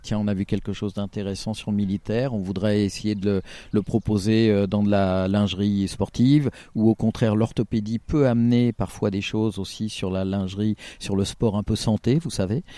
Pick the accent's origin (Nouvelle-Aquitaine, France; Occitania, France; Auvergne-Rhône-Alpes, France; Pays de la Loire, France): Auvergne-Rhône-Alpes, France; je suis, du Rhône et pas forcément de la Loire, je suis limitrophe